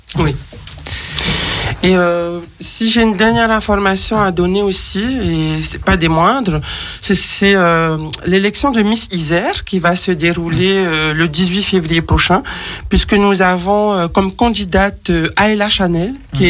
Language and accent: French; French Polynesia; je suis de Tahiti